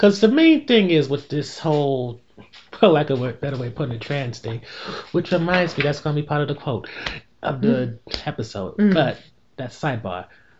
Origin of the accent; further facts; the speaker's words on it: Newark, New Jersey, United States; I grew up in Newark